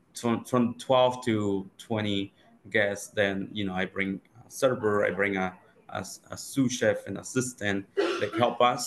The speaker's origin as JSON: {"language": "English", "region": "Oaxaca", "country": "Mexico", "tie": "born or raised there", "moved": "as an adult", "said": "I grew up in Oaxaca, Mexico"}